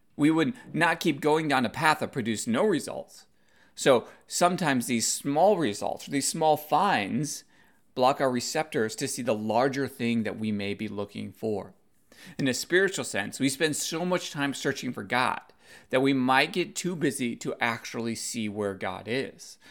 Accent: United States; being Asian American

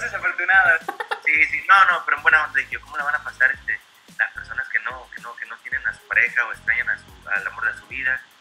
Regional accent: Mazatlán, Sinaloa, Mexico; now in United States; siendo de Mazatlán, siendo mexicano

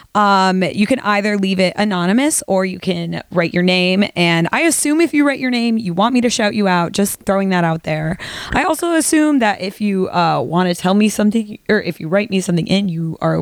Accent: Midwest, United States; I'm from the Midwest

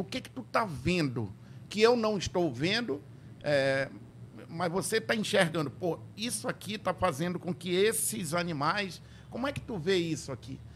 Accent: Tefé, Amazonas, Brazil; Quando eu era criança, lá em Tefé

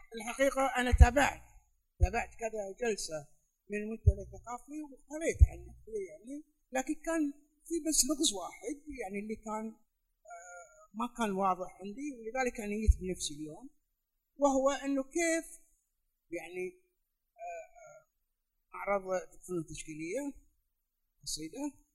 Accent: United Arab Emirates; انا من الامارات

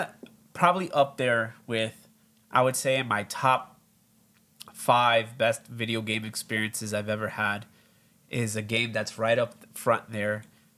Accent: Miami, Florida, United States; we're from Miami.

